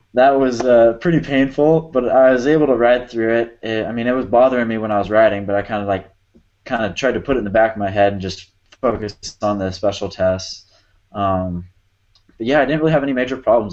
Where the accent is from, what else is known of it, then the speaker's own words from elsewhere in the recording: Arizona, United States; growing up in Arizona, we got a lot of sand